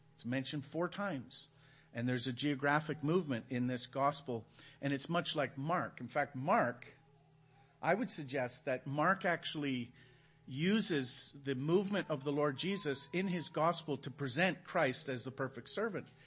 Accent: Canada; moved away as an adult; now in Belize; We're from Canada.

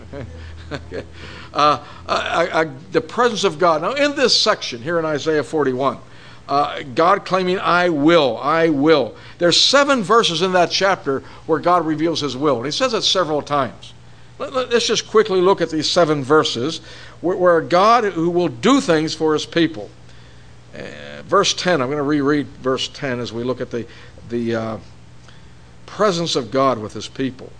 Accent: Pittsburgh, Pennsylvania, United States; when I was growing up in Pittsburgh

